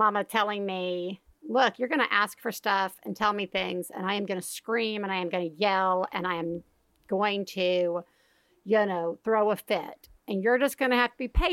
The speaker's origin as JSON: {"language": "English", "region": "the South", "country": "United States", "tie": "born or raised there", "said": "growing up in the South"}